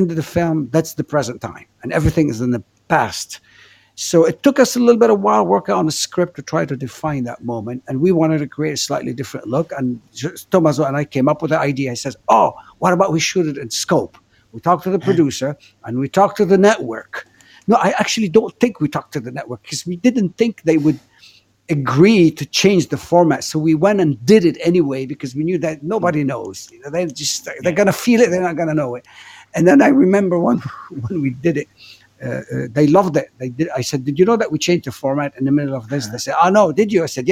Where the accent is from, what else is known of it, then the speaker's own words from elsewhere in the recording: Beirut, Beirut Governorate, Lebanon; also born or lived in Africa / Los Angeles, United States; now in Paris, France; I grew up in Beirut in a very chaotic city